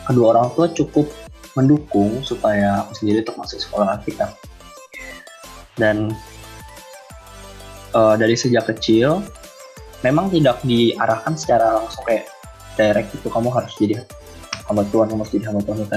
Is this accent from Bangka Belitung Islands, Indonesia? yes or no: yes; Bangka Belitung Islands, Indonesia; saya dari Provinsi Kepulauan Bangka Belitung, tepatnya tinggal di Bangka Barat, dan cukup jauh dari Manado.